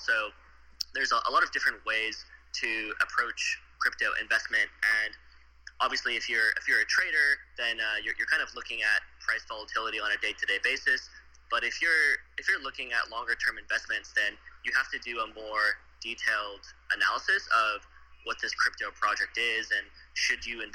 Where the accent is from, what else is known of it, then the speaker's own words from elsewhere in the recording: Arizona, United States; moved away as an adult; also born or lived in Austin, Texas; now in Tokyo, Japan; originally I grew up in Arizona and spent my childhood there